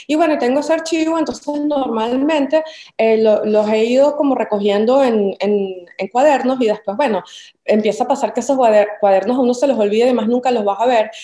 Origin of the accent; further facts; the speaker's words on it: Caracas, Capital District, Venezuela; moved away as an adult; also born or lived in Cumaná; now in New York, United States; Caracas, que es de donde yo nací